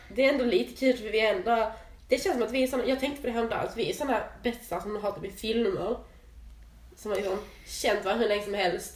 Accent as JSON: {"language": "Swedish", "region": "Skåne", "country": "Sweden", "said": "Jag är ju helskåning"}